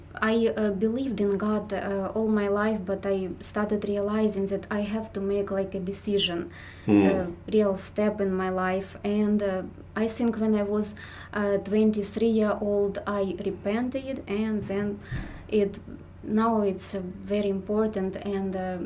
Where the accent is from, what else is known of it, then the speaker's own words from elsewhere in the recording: Ukraine; I'm from Ukraine, and I think that pretty much I was a believer like from since childhood